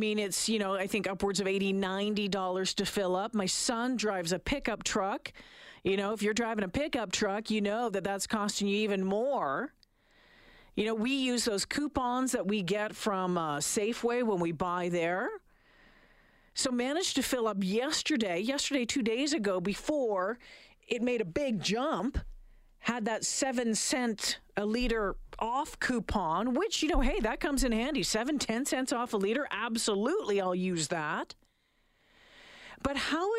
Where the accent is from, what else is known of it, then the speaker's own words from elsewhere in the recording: Northern Ontario, Canada; now in Edmonton, Canada; I grew up in Northern Ontario